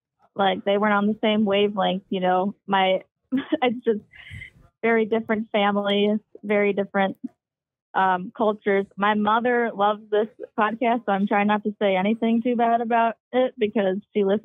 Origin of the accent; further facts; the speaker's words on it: Minnesota, United States; though I grew up skiing in Minnesota.